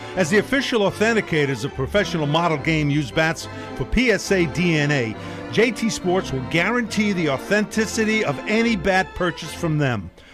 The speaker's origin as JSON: {"language": "English", "town": "New York City", "region": "New York", "country": "United States", "tie": "born or raised there", "said": "Mickey Mantle was my uh, hero as a kid growing up in Brooklyn"}